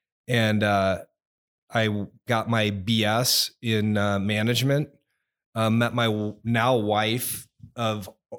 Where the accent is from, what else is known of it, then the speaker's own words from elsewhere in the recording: California, United States; also born or lived in Austin, Texas; I was born in Austin, Texas. His first duty station was Enid, Oklahoma. And mom and dad got divorced then. I was four, moved back to California, and went to high school there until I was 15 years old.